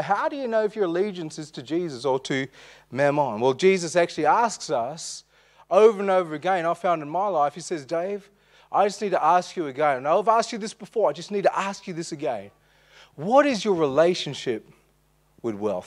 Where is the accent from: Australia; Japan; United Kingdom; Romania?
Australia; Armidale, New South Wales; We grew up in Armidale